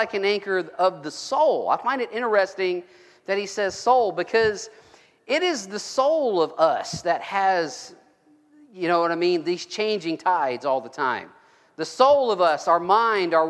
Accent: Gulf Coast, United States; I grew up on the Gulf Coast. I grew up fishing in the Gulf

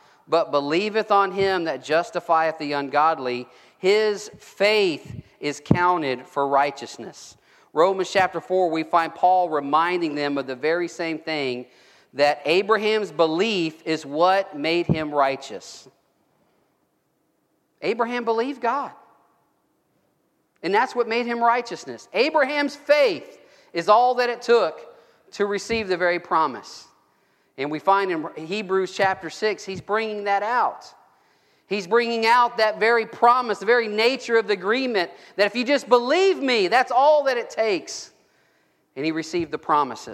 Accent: Gulf Coast, United States; I grew up on the Gulf Coast. I grew up fishing in the Gulf

